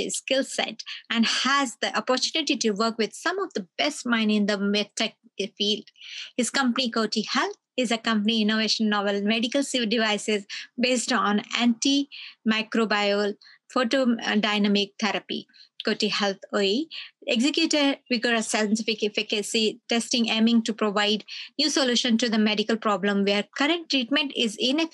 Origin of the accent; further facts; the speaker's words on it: Australia; as an Australian